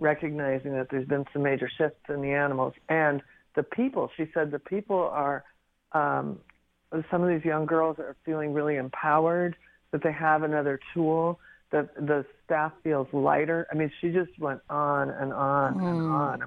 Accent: Pacific Northwest, United States; I grew up in the Pacific Northwest

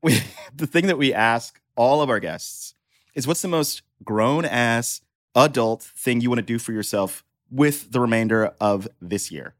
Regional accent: Houston, Texas, United States; moved away; my home state

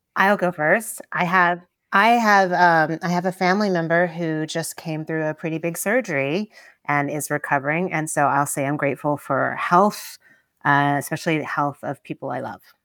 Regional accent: Tennessee, United States; moved away; when I was growing up in Tennessee

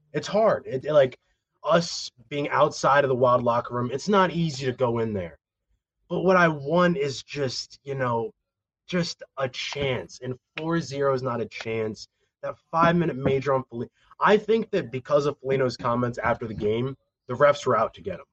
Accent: St. Paul, Minnesota, United States; I was born in St. Paul

